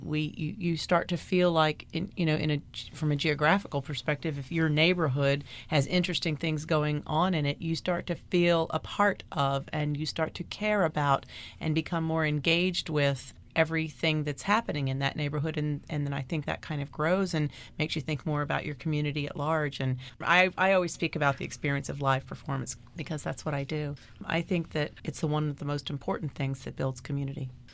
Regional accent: Washington, District of Columbia, United States; also born or lived in New York City; now in Miami, United States; I grew up in Washington, D C

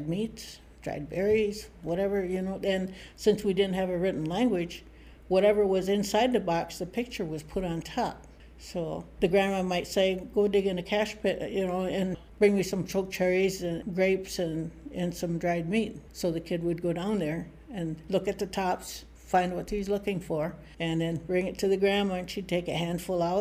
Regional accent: Charlevoix, Michigan, United States; I'm an Odawa from, we call it Wauganuxing, place of the Crooked Tree, Emmett County, Michigan.

